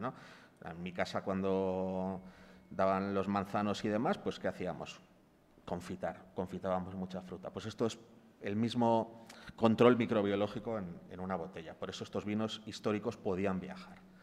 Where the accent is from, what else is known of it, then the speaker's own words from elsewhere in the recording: Palencia, Castile and León, Spain; yo por ejemplo soy de Palencia